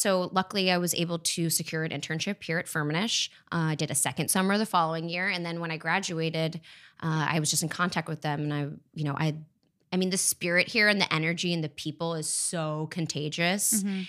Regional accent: France; born there; accent: American; No, so my mom is French. My dad's American. I was born in France. So, I mean, you can't tell by my super American accent. I've definitely been Americanized.

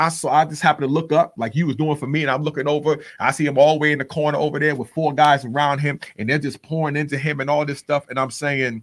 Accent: New York City, New York, United States; also born or lived in Texas; now in Dallas-Fort Worth, United States; I'm from the Bronx, New York

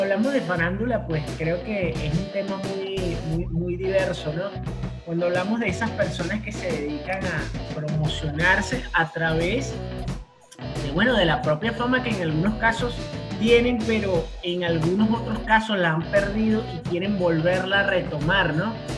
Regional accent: Venezuela; moved away; also born or lived in Puerto Rico; yo soy venezolano

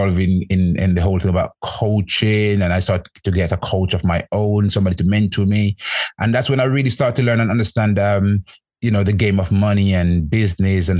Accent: Jamaica; moved away; I grew up in Jamaica, and our thing when I was growing up back home is about going to school

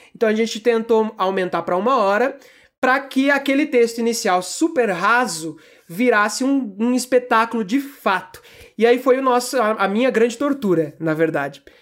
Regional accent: Campo Grande, Mato Grosso do Sul, Brazil; also born or lived in São Paulo; Então eu tinha uma vida ali em São Paulo, eh, que é onde eu nasci, e aí do nada estou eu em Campo Grande, Mato Grosso do Sul, vivendo essa vida que tenho hoje

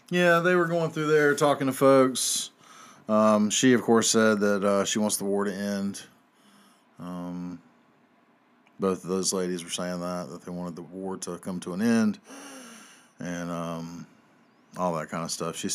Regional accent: Southern United States, United States; I'm a Southerner.

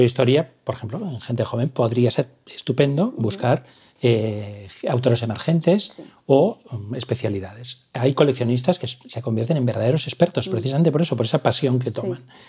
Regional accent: Valencia, Valencian Community, Spain; moved away as an adult; now in Barcelona, Spain; yo soy de Valencia

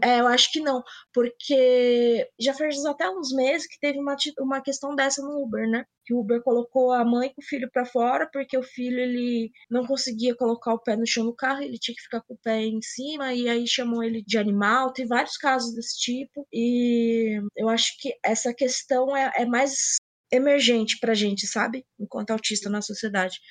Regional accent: São Paulo, Brazil; sou de São Paulo, e além de falar bolacha

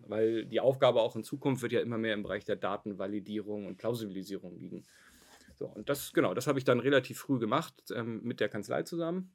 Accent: Hamburg, Germany; also born or lived in Kiel; ich bin gebürtiger Hamburger, bin nach mhm. Kiel gezogen, habe da studiert

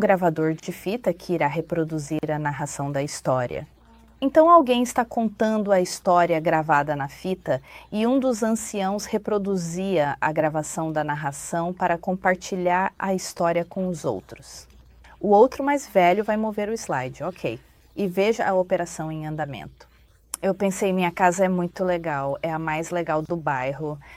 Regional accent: Taiwan; moved away as an adult; also born or lived in Texas, United States; now in United States; Eu nasci e fui criado em Taiwan e vim para a América quando tinha 22 anos para estudar

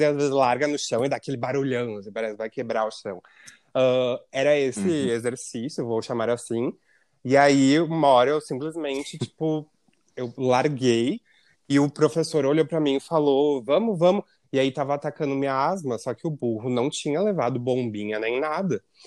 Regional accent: Rio Grande do Sul, Brazil

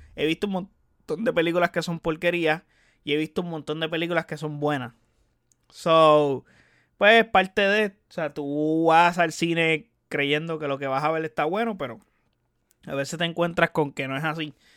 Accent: Puerto Rico; Yo que soy de Puerto Rico

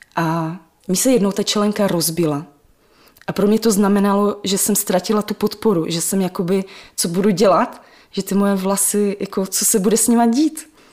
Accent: Czechia; Já jsem svoje dětství prožila na Dubině, ve velkém sídlišti

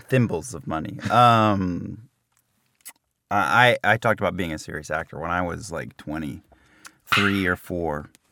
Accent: New Jersey, United States; I'm from New Jersey

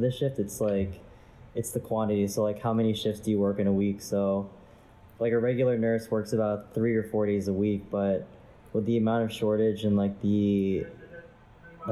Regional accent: New York, United States; I am from New York

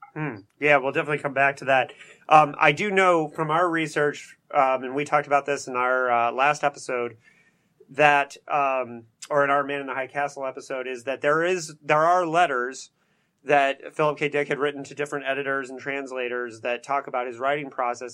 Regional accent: Bloomington, Indiana, United States; straight out of Bloomington, Indiana, my hometown

